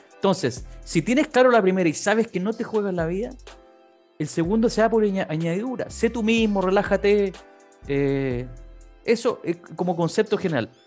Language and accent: Spanish; San Bernardo, Santiago Metropolitan Region, Chile; fui concejal de San Bernardo, mi ciudad natal además